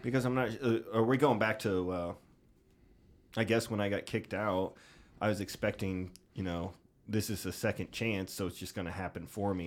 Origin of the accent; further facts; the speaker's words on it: Jacksonville, Illinois, United States; my hometown of Jacksonville, Illinois